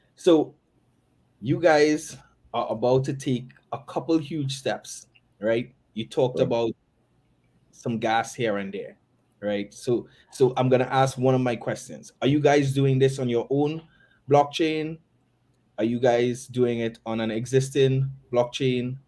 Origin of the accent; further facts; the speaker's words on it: Tobago, Trinidad & Tobago; I'm originally from Tobago